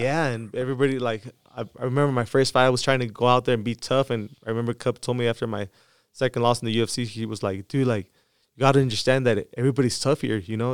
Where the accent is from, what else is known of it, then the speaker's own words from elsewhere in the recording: Mexicali, Baja California, Mexico; my hometown, uh, Mexicali